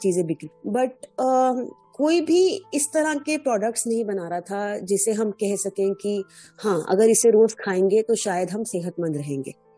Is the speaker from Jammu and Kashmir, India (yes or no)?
yes; Jammu, Jammu and Kashmir, India; moved away; also born or lived in Delhi / Chennai; मैं जम्मू से हूँ